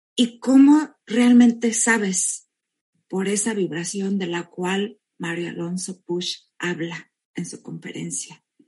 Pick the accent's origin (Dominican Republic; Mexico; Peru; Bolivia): Mexico; now in California, United States; yo soy mexicana, vivo en California